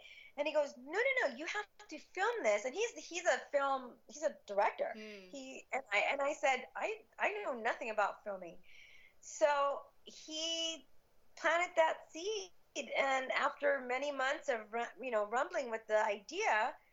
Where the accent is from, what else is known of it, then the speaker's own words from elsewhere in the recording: Cuba; now in United States; I was born in Cuba. We came to the U.S. in 1970.